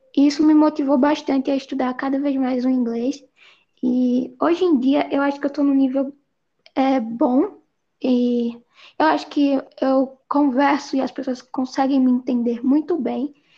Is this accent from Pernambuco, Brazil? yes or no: yes; Recife, Pernambuco, Brazil; eu sou de Recife, Pernambuco